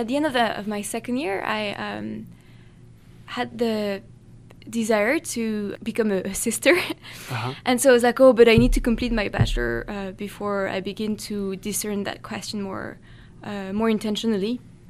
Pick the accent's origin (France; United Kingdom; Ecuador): France; now in United States; my parents got me baptized in France